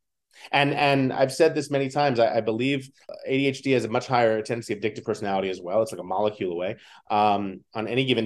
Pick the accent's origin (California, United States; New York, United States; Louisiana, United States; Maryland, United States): New York, United States; New York City; Growing up in New York City